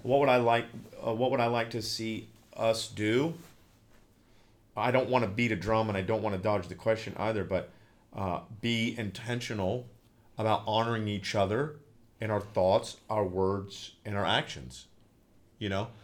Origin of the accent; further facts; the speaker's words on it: Newark, Ohio, United States; I am podcasting from the great state of Ohio and my hometown, the metropolis of Newark